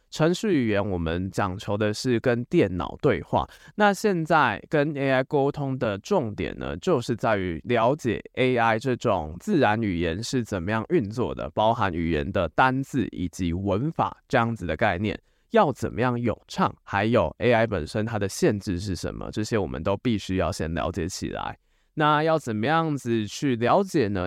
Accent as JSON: {"language": "Chinese", "country": "Taiwan", "said": "身为台湾人，我们大部分只懂中文以及英文"}